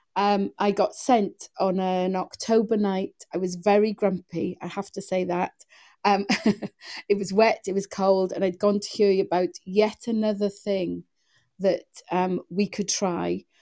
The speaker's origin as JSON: {"language": "English", "region": "Wales", "country": "United Kingdom", "accent": "Welsh", "said": "you probably can hear from my voice that I'm Welsh"}